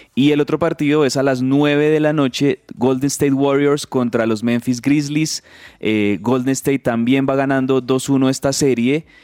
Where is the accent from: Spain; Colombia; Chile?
Colombia; also born or lived in Bogotá; como colombianos